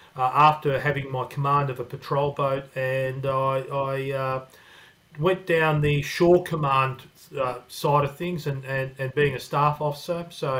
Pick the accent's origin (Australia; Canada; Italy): Australia; Melbourne, Victoria; also born or lived in Newcastle, Australia / Croatia; So we went down to Melbourne and ended up staying there in the southeastern suburbs.